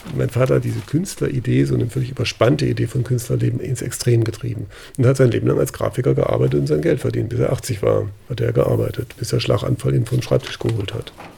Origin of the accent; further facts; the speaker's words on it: Freiburg, Baden-Württemberg, Germany; ich bin in Landwasser groß geworden. Landwasser ist eine Hochhaussiedlung außerhalb von Freiburg